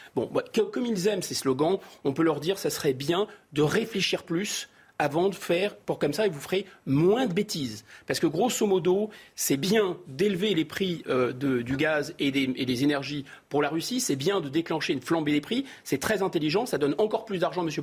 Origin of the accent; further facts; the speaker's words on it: Seine-Saint-Denis, Île-de-France, France; j'ai grandi au Seine-Saint-Denis